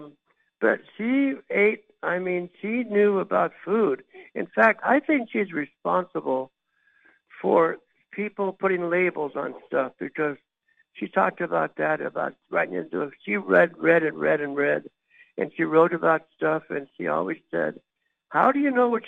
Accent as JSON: {"language": "English", "region": "Pennsylvania", "country": "United States", "tie": "born or raised there", "said": "I was raised in Pennsylvania, an Italian family"}